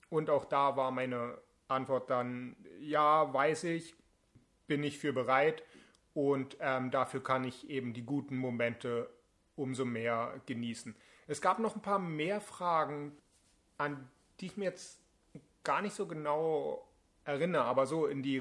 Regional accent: Berlin, Germany; Ich bin 29 Jahre alt. Ich komme aus Berlin.

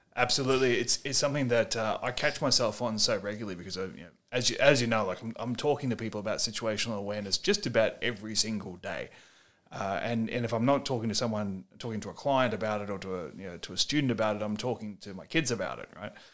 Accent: Australia; as an Australian author

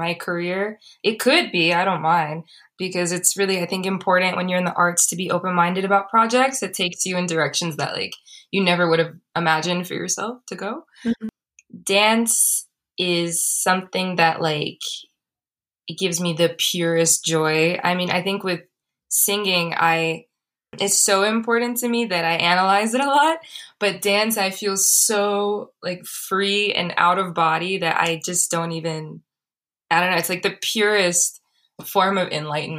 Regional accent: Los Angeles, California, United States; also born or lived in Boston; I came back home to LA. I'm from Los Angeles.

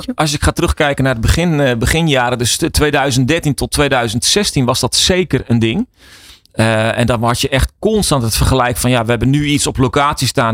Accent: Netherlands; Wij zijn Nederlanders

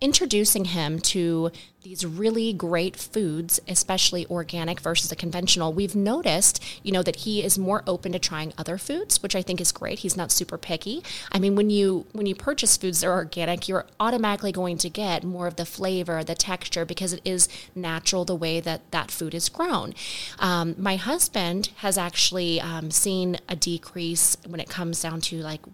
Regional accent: Florida, United States; We grew up here in the South, here in Florida

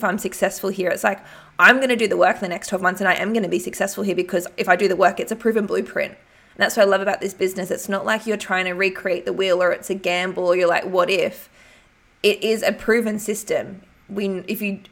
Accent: Albury, New South Wales, Australia; moved away; my hometown, Albury.

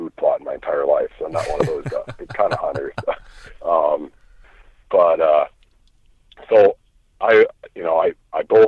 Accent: Iowa, United States; I'm from Iowa. I live in Iowa. I lived a few other places too, in between now and growing up

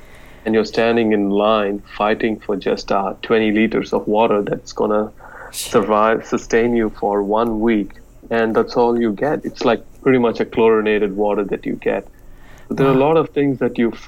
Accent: Chennai, Tamil Nadu, India; now in New Zealand; I was born and raised in India, in a very small suburb in a place called Chennai in South India.

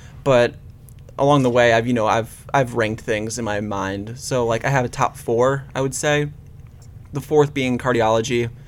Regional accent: Hudson, Ohio, United States; I'm from Hudson, Ohio. So that's like, mm-hmm. you know, suburb of Cleveland around Akron

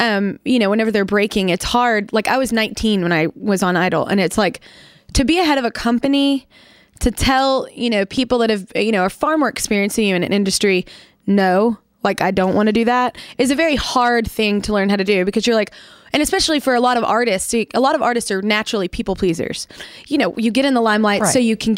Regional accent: Texas, United States; I'm very Texan too

